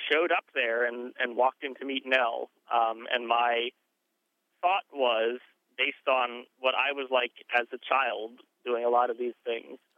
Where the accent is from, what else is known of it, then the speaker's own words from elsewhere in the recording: North Carolina, United States; I am from North Carolina